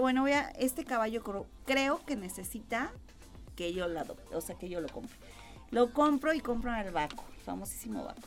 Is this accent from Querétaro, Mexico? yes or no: yes; Querétaro, Mexico; Soy queretana